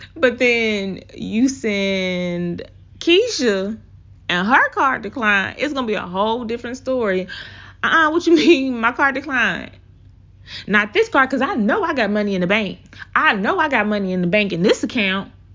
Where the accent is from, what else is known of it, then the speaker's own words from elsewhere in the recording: the South, United States; accent: Southern; my Southern accent, 'cause I'm from the South, y'all.